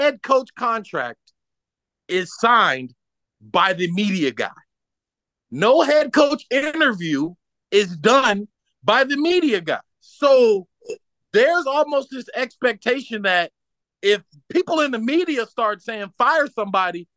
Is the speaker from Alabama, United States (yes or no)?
yes; Alabama, United States; now in Hawaii, United States; I'm from Alabama